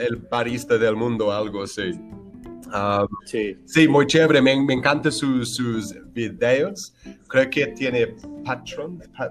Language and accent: Spanish; Brighton, South East England, United Kingdom; Spanish is a second language; now in Bogotá, Colombia; yo soy de, de, de, de, un pueblito que queda una hora más o menos sur de, de Londres, en la costa